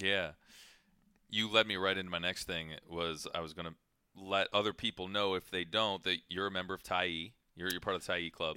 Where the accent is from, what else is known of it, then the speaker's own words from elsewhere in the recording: Ohio, United States; moved away; I grew up in Ohio